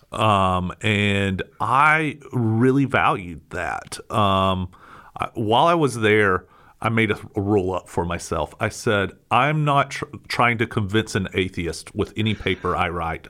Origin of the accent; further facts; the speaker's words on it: United States; American Christians